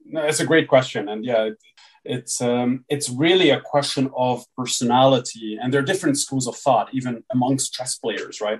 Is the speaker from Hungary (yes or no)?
yes; Hungary; I was born and raised in Hungary. So I grew up uh, here